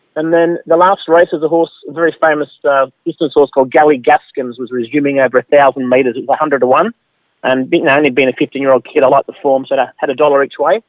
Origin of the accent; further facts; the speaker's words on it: Glasgow, Scotland, United Kingdom; also born or lived in Moss Vale area, New South Wales; now in Australia; I was born in Glasgow, Scotland